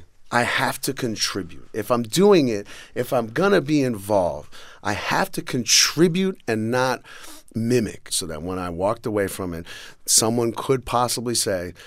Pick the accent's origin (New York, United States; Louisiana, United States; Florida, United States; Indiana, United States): New York, United States; New York City; As a white kid growing up in New York City